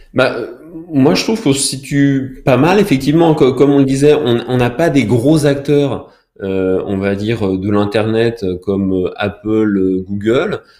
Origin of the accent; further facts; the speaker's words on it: France; je suis français